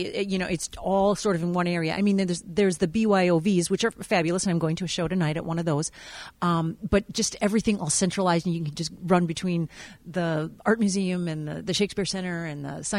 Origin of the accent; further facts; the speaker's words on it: Wisconsin, United States; moved away as an adult; also born or lived in Taiwan; now in Oregon, United States; 25 years ago, I was in Wisconsin, which I'm a Wisconsin native.